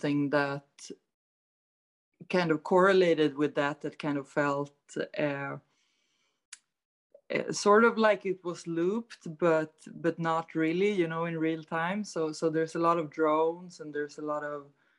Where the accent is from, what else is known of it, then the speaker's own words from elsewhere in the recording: Stockholm, Stockholm County, Sweden; I'm from Stockholm, Sweden